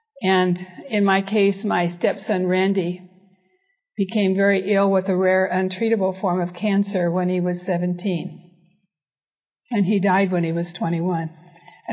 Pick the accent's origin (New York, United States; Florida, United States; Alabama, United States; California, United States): California, United States; Northern California coast, United States; I grew up on the Northern California coast in an extreme isolation